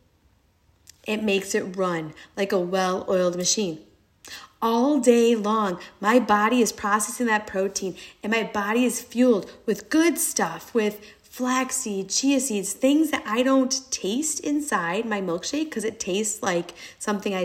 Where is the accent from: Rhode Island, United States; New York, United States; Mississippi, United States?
New York, United States; I am a New Yorker. My dad is Brazilian